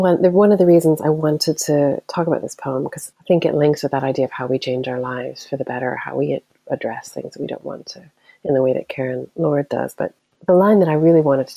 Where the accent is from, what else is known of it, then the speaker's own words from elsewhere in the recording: United States; moved away as an adult; now in Scotland, United Kingdom; As an American